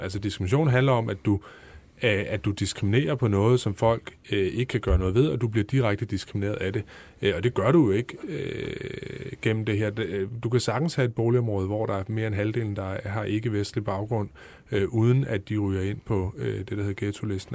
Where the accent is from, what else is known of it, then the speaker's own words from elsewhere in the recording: Holbæk, Zealand, Denmark; Jeg kommer selv fra Holbæk